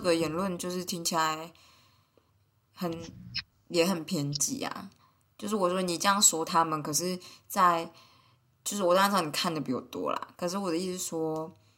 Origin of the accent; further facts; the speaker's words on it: Taiwan; moved away as an adult; now in Switzerland; 我从台湾来，就是用法语啦